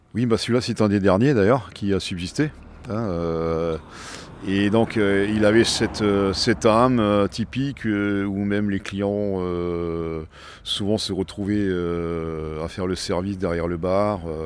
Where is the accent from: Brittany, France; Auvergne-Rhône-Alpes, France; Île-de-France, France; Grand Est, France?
Grand Est, France; Strasbourg; je suis né à la Robertsau et j'étais commerçant horloger bijoutier à la Robertsau depuis plus de 40 ans